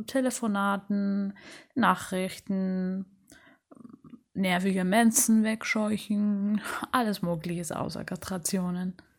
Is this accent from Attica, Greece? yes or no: no; Rhodes, South Aegean, Greece; Ich bin auf Rhodos geboren